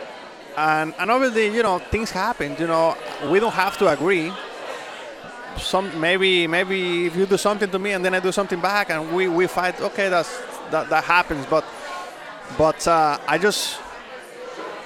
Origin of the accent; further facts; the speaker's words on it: Mexico; English is a second language; moved away as an adult; now in United States; I was born and raised in Mexico. I didn't learn English.